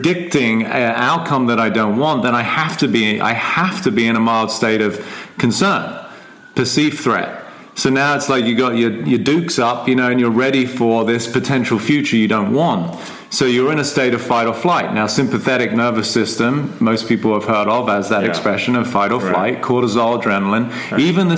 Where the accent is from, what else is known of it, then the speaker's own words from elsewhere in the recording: England, United Kingdom; I am English, which, you know, everybody's going to agree on because I was born in England